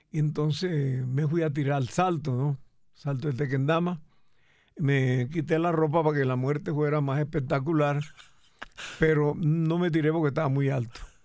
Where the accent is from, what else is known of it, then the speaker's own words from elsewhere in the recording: Cereté, Córdoba, Colombia; accent: costeño; moved away as an adult; also born or lived in Bogotá; yo soy de Cereté Corto